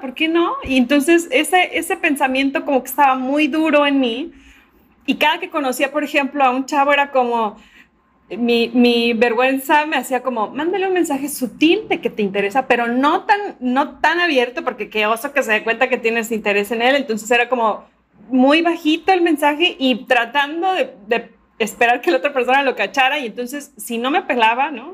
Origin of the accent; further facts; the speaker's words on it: Veracruz, Mexico; soy de Veracruz, de México